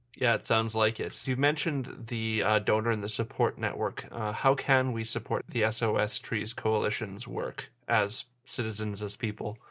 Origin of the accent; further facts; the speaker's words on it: Winnipeg, Manitoba, Canada; now in Saskatoon, Canada; I'm from Winnipeg. I go there fairly often